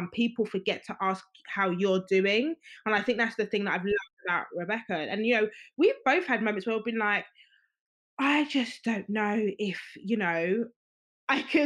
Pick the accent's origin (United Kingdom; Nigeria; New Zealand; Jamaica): Nigeria; I'm Nigerian. So like, you know, the Yoruba ethnicity and, you know, the Nigerian culture